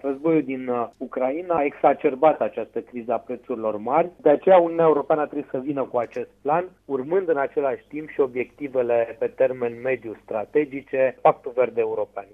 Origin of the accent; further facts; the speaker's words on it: Drobeta-Turnu Severin, Mehedinți County, Romania; de municipiul Turnul Severin, orașul meu natal